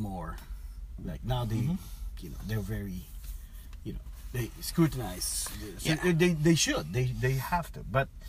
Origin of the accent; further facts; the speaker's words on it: Philippines; moved away as an adult; now in California, United States; my dad's side, I grew up there in the Philippines, but my mom's side is here.